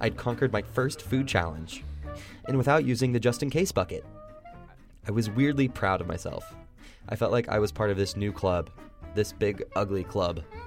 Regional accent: Indiana, United States; born or raised there

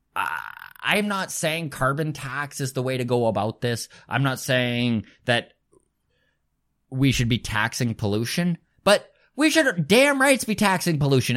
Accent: Grande Prairie, Alberta, Canada; moved away as an adult; also born or lived in Edmonton; now in Halifax, Canada; remember growing up in Grand Prairie, Alberta, Northern Alberta

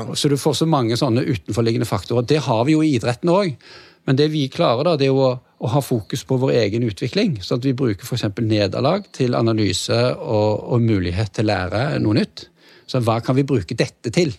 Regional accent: Stavanger, Rogaland, Norway; jeg er uh, født og oppvokst i Stavanger, som er Norges svar på San Diego.

